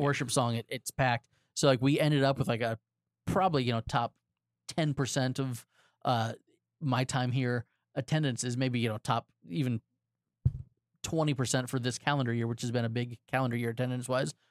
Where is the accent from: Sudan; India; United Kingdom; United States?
United States; Florida; also born or lived in Texas; I have been a Floridian since I was eight years old